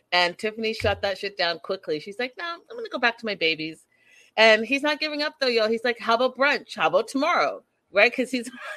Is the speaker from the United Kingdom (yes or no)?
no; Port Coquitlam, British Columbia, Canada; Connie's from my hometown